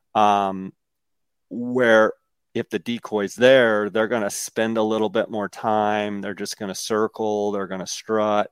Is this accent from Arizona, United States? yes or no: yes; Arizona, United States; my home state of Arizona